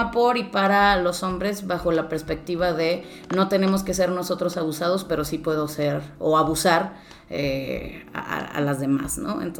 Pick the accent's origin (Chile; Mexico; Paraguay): Mexico; northern Mexico; Sí, soy norteña, aunque mi, acento ya se ha convertido de ningún lugar.